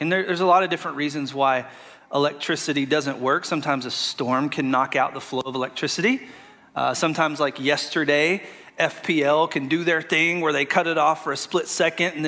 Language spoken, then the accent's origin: English; Arkansas, United States; moved away as an adult; now in Florida, United States; I'm from Arkansas, moved here about 6 years ago